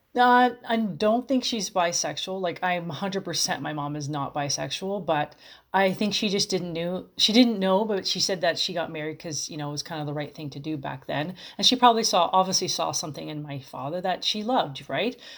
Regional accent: Los Angeles, California, United States; I'm from Los Angeles

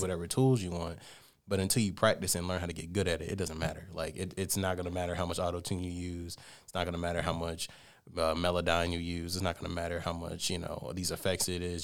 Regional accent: Columbus, Georgia, United States; I was born and raised in Columbus, Georgia

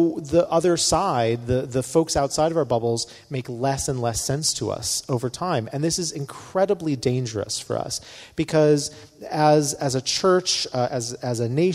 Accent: North Carolina, United States; I come from North Carolina where we have a very strong opinions on barbecue

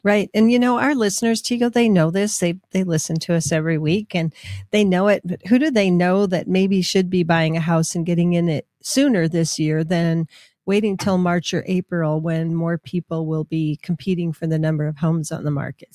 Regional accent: Minnesota, United States; now in Albuquerque, United States; growing up in Minnesota skiing on hills

